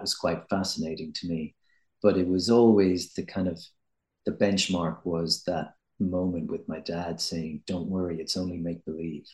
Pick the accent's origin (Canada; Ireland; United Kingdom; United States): Ireland; I'm Irish